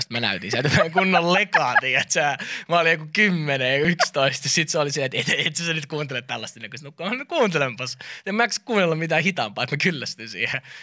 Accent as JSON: {"language": "Finnish", "country": "Finland", "said": "mä oon Suomesta."}